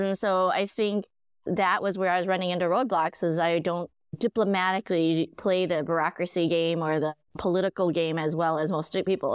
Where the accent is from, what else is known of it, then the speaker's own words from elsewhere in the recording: Minnesota, United States; moved away; also born or lived in San Francisco; I grew up in Minnesota